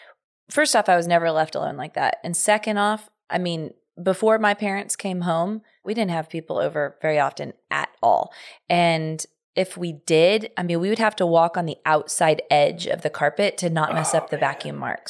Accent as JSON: {"language": "English", "town": "Portland", "region": "Oregon", "country": "United States", "said": "I'm originally from Portland, Oregon."}